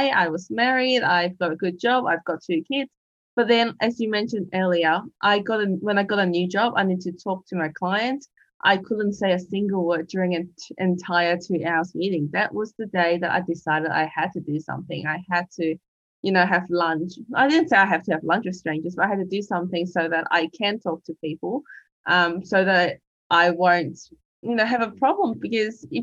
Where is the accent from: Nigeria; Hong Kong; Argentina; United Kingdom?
Hong Kong; now in Australia; I'm an immigrant from Hong Kong living in Australia